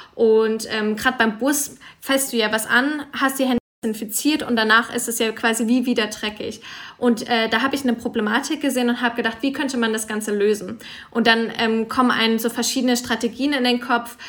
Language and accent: German; Freiburg, Baden-Württemberg, Germany; now in Zürich, Switzerland; ich bin momentan in Zürich, komme aber aus Freiburg